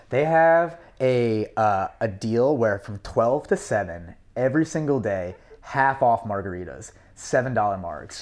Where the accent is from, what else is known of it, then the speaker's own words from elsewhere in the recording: New York City, New York, United States; I grew up on the Upper East Side